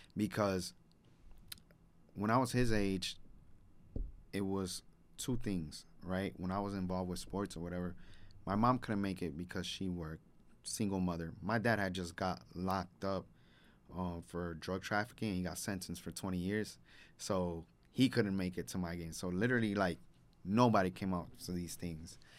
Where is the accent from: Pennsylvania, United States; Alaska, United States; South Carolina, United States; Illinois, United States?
Illinois, United States; Chicago; I grew up in Humboldt Park. I'm Humboldt Park born and raised